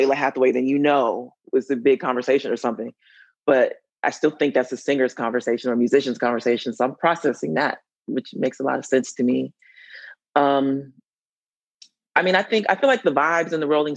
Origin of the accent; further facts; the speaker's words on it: Atlanta, Georgia, United States; I'm from Atlanta.